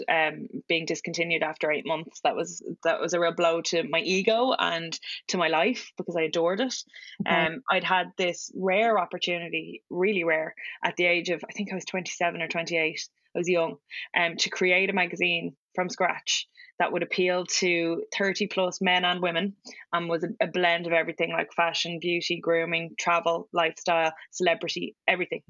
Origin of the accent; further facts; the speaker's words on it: Ireland; being white and being Irish